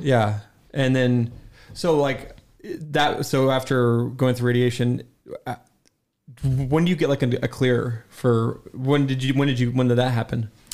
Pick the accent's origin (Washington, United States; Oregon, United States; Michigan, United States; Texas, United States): Washington, United States; Spokane; also born or lived in Chicago; we moved away from Spokane when I was, like, in fourth grade and moved to Chicago for a year